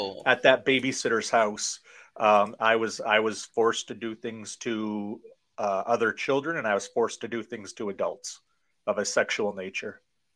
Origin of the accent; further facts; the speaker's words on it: Maine, United States; also born or lived in Tokyo, Japan; I am from Maine, born here and raised here